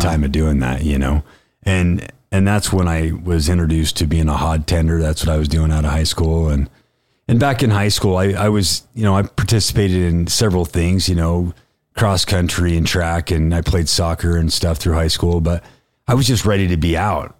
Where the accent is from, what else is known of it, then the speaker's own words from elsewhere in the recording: West Point, Utah, United States; I grew up in West Point, Utah.